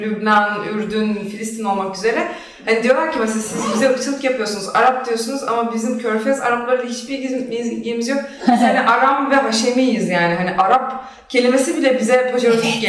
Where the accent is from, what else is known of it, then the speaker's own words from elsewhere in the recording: İskenderun, Hatay, Turkey; ben İskenderun doğumluyum